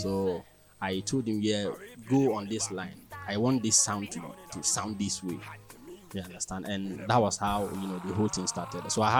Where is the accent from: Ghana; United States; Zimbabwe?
Ghana; Tumu, Upper West; Yeah, I'm from Tumu.